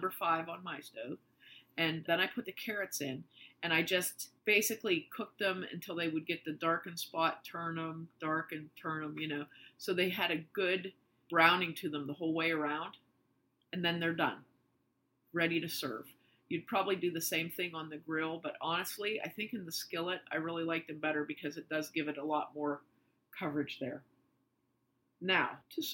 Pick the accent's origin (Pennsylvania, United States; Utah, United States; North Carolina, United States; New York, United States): Pennsylvania, United States; New Castle; We're from Western Pennsylvania. And the town that we're from, Newcastle